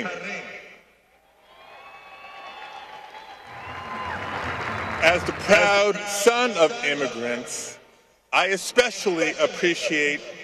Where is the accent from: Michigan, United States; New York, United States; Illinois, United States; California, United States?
California, United States; Los Angeles; I grew up playing baseball in the San Fernando Valley